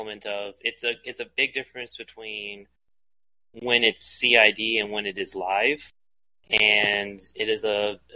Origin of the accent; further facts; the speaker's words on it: United States; I'm an American